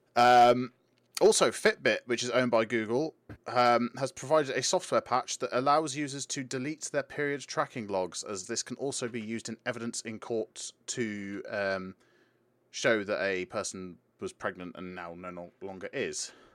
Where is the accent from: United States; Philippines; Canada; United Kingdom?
United Kingdom; we're British